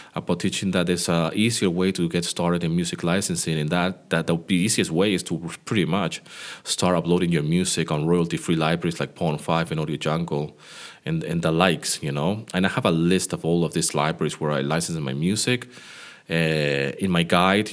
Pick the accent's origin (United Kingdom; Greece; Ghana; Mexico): Greece; my hometown where I live here in Greece.